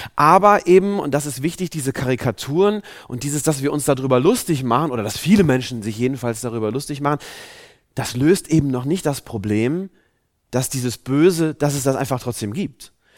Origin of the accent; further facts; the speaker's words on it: Germany; wir Deutschen sind ja ein sehr, ja, ein sehr rationales Volk